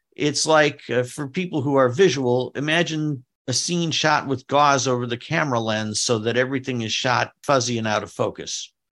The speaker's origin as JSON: {"language": "English", "town": "Detroit", "region": "Michigan", "country": "United States", "tie": "born or raised there", "said": "my hometown baseball team, the Detroit Tigers"}